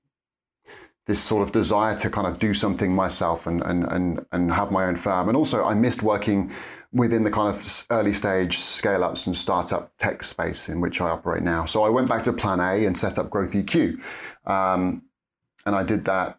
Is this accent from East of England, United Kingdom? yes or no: yes; Norfolk, East of England, United Kingdom; moved away as an adult; now in Cambridge, United Kingdom; born and raised in Norfolk